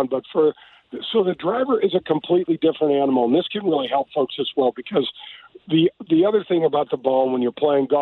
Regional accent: North County, Missouri, United States; I grew up in North County

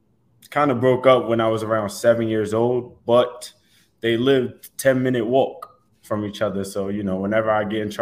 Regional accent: New York City, New York, United States; now in Tampa, United States; Growing up in Staten Island

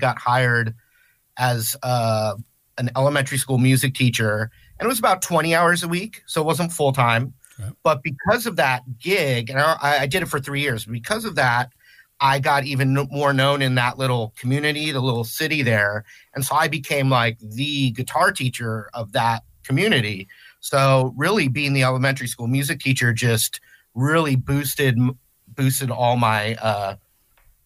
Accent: Southern California, United States; Southern California, born and raised

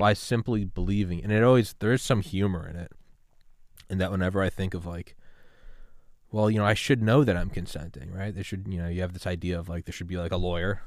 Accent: New England, United States; I'm from New England

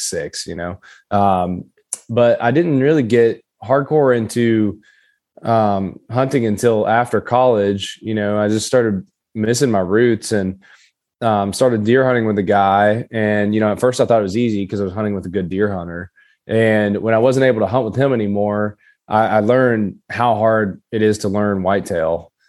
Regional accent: Kentucky, United States; accent: Appalachian; So I grew up southeastern Kentucky. It's Appalachia. A lot of people are probably wondering where my accent is. Unfortunately, I lost it in college, most of it.

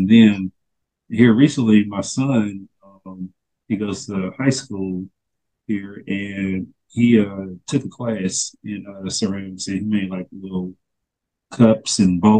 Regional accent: Tennessee, United States; moved away; because I'm originally from Tennessee

